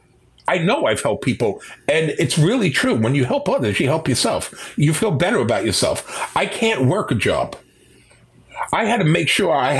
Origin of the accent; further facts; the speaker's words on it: New York City, New York, United States; I was born and raised in Manhattan